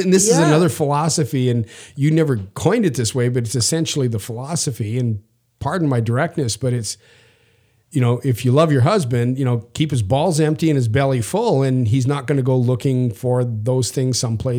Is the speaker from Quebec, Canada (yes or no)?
no; Saskatchewan, Canada; I'm from Canada and I'm from the prairie provinces, from Saskatchewan.